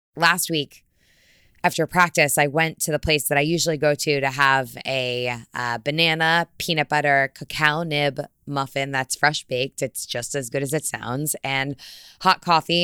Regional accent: Fairfield County, Connecticut, United States; I'm from Fairfield County, Connecticut.

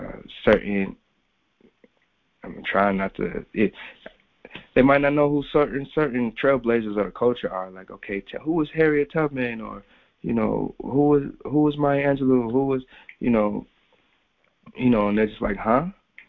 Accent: Japan; also born or lived in South Korea; I grew up primarily in the Far East, in Japan and Korea, but amongst a pretty solid Black community.

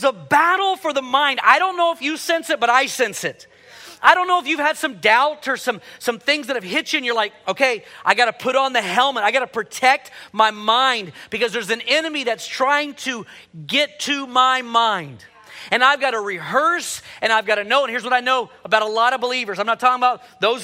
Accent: Houston, Texas, United States; growing up in Houston, I was involved in my first hurricane

